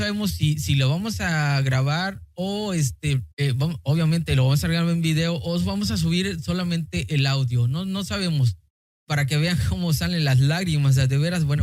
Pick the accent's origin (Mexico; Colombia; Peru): Mexico; Michoacán; now in Tijuana, Mexico; soy de Michoacán, ahora vivo en Tijuana, pero ya no trabajo.